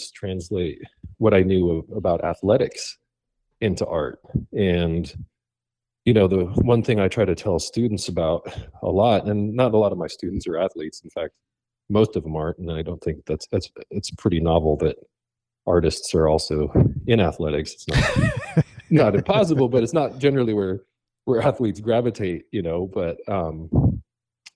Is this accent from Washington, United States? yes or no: no; Laramie, Wyoming, United States; I grew up in Laramie, Wyoming